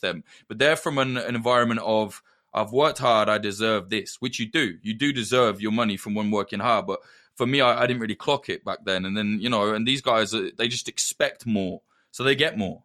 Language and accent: English; Northamptonshire, East Midlands, United Kingdom; accent: Midlands; I'm from the North Ants.